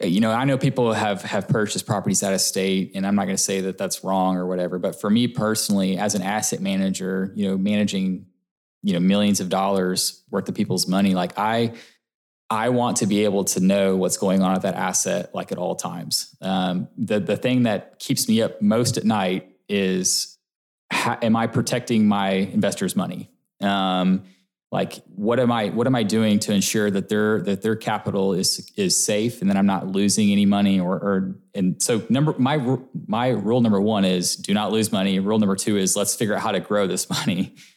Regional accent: Coppell, Texas, United States; now in Frisco, United States; I did. I grew up in Coppell, which is also Dallas, yep. And then moved to Frisco about 6 years ago now.

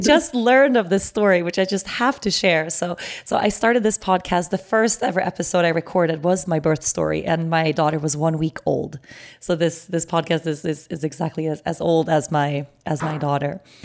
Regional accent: Aruba; we were here in Aruba

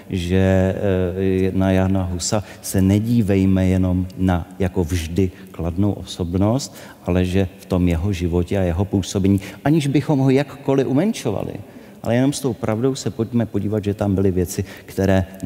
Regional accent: Czechia; tak všichni najednou stojíme svorně tady na Václavském náměstí a všichni skáčeme, protože jsme Češi a kdo neskáče, tak není Čech.

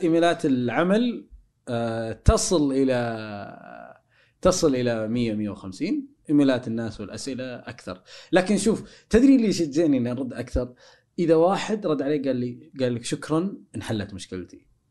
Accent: Saudi Arabia

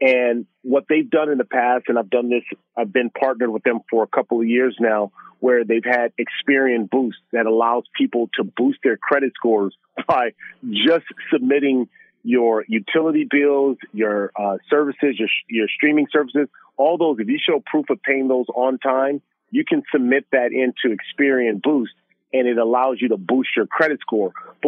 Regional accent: Los Angeles, California, United States; for me growing up in South Central Los Angeles, Super Bowl here in LA, just down the street from where I grew up

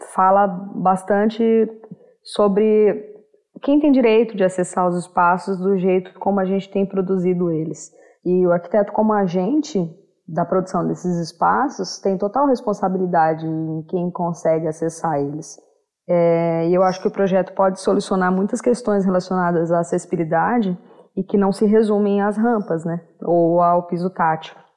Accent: Maringá, Paraná, Brazil; sou de Maringá, no Paraná

